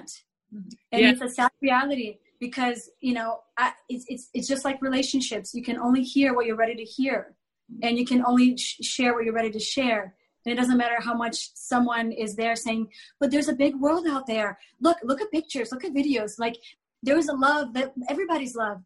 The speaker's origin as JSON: {"language": "English", "country": "Brazil", "tie": "born or raised there", "moved": "yes", "said": "I grew up in Brazil in the 80s"}